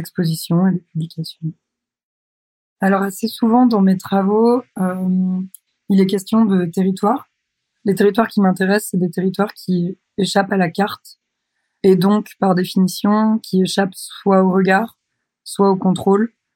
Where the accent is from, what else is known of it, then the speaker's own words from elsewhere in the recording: Douarnenez, Brittany, France; now in Brest, France; J'ai grandi à Douarnenez, dans le Finistère, en Bretagne, en France, et j'habite à Brest.